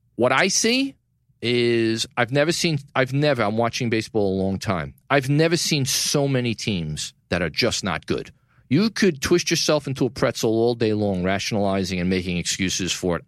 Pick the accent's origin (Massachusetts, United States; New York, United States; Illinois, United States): New York, United States; New York City; downtown New York City, my hometown, Tribeca